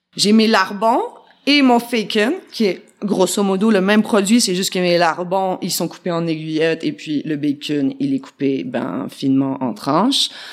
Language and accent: French; Quebec, Canada; moved away as an adult; now in France; chez nous au Québec